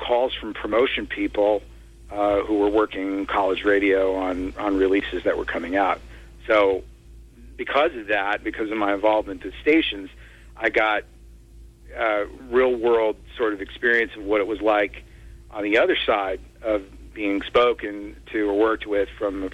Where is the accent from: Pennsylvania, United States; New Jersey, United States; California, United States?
New Jersey, United States; Wharton; where I grew up in Wharton, New Jersey